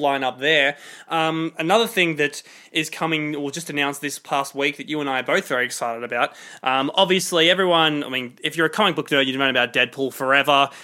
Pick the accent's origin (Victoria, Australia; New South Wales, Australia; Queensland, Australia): New South Wales, Australia; Sydney; we're from Sydney